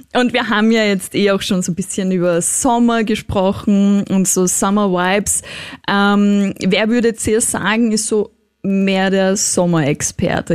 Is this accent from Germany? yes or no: no; Austria; Bei uns in, in Österreich